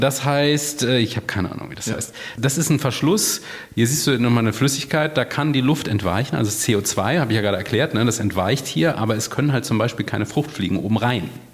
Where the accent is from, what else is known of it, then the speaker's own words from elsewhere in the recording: Freiburg, Baden-Württemberg, Germany; Ich bin in Freiburg aufgewachsen